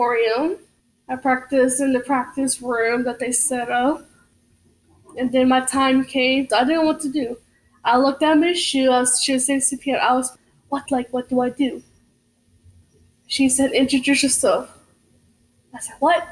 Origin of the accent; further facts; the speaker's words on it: Plainview, Texas, United States; now in Lubbock, United States; I was born and raised in Plainview, Texas